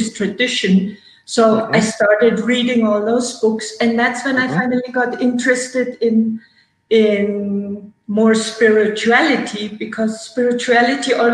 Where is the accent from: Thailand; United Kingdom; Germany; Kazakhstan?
Germany; moved away as an adult; now in United States; who came to restore and relax in Germany, in my hometown